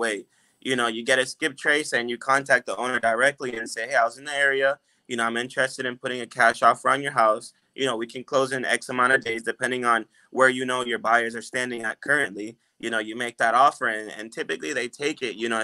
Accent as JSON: {"language": "English", "town": "Orlando", "region": "Florida", "country": "United States", "tie": "born or raised there", "said": "I was raised in Orlando, so I know the area very well"}